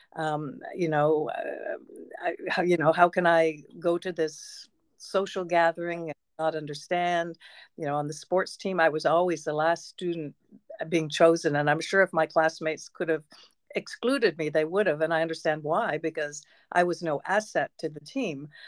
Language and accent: English; Peterborough, Ontario, Canada; also born or lived in Toronto; I was born in Toronto, which is a large city, but I grew up in Peterborough